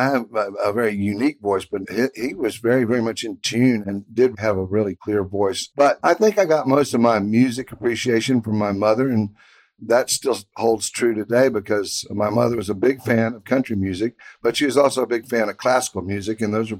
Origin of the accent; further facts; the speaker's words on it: Houston, Texas, United States; So that was kind of a big part of the excitement about growing up in Houston.